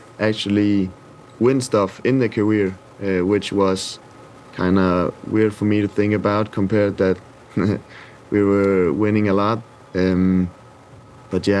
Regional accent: Denmark; moved away as an adult; also born or lived in Sweden; now in Italy; I grew up in Midtjylland in Denmark, which has a great academy

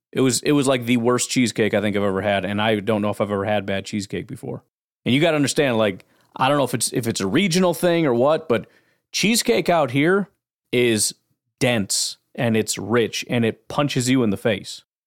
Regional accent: Chicago, Illinois, United States; I grew up in Chicago.

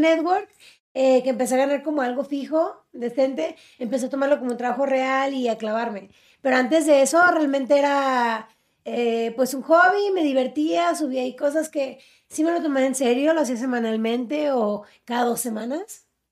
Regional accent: Mexicali, Baja California, Mexico; soy de Mexicali

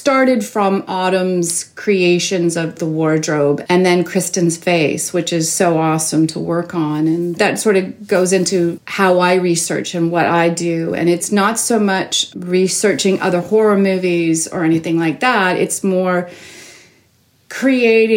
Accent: Toronto, Ontario, Canada; I grew up in Toronto, born and raised

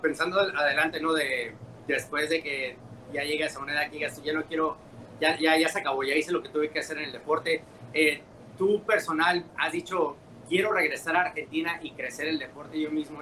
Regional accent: Mexico; yo soy mexicano

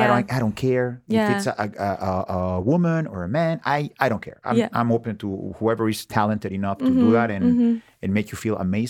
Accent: Mexico; English is a second language; I'm from Mexico.

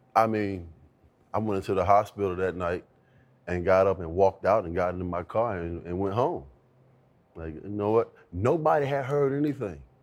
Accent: Virginia Beach, Virginia, United States; growing up in Virginia Beach, single mom

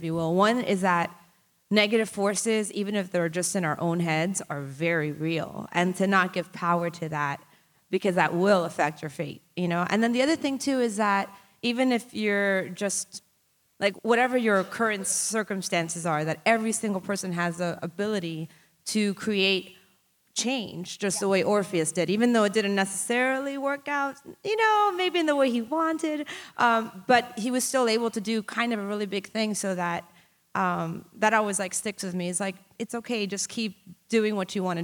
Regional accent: Miami, Florida, United States; I grew up in Miami

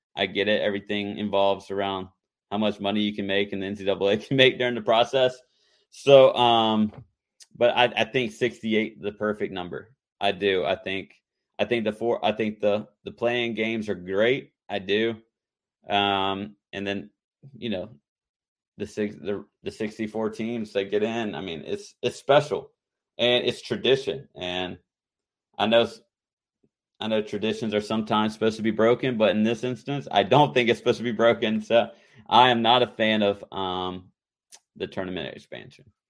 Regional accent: North Carolina, United States; growing up in, growing up in North Carolina

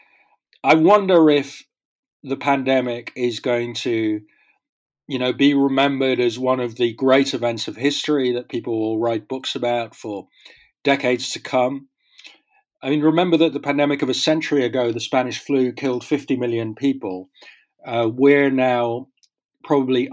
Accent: Netherlands; now in Paris, France; I grew up in the Netherlands

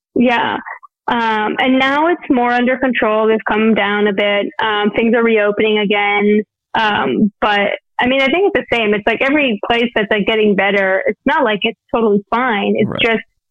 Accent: Scottsdale, Arizona, United States; I grew up in Scottsdale.

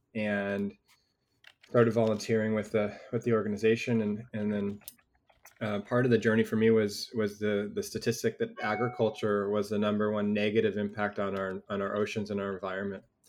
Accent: Newport Beach, California, United States; I grew up in Orange County, um, really Newport Beach, Southern California

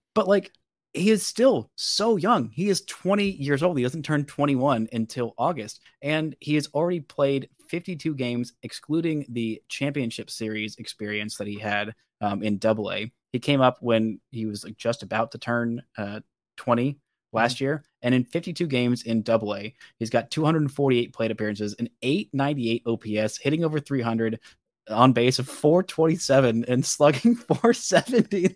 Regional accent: Alabama, United States; accent: occasional Alabama accent; my occasional Alabama accent

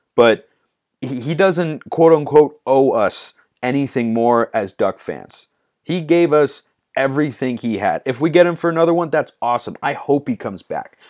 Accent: Lake Oswego, Oregon, United States; Lake O. That's my hometown

